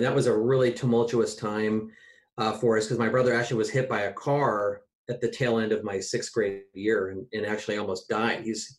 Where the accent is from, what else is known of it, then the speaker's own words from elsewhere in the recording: Olympic Peninsula, Washington, United States; also born or lived in Port Townsend, Washington / Oak Harbor, Washington / Kirkland, Washington / Lake Forest Park, Washington; I grew up largely on the Olympic Peninsula. You know, I moved around to places like Port Townsend and Oak Harbor.